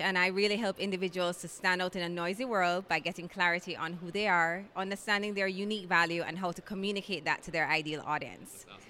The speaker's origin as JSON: {"language": "English", "town": "Kingston", "country": "Jamaica", "said": "I'm from Kingston, Jamaica"}